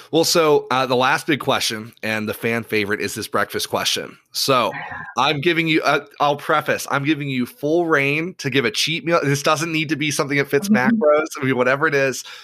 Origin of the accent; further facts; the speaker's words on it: Ireland; now in United States; so I grew up in Ireland. My parents were uh, were Protestant missionaries over there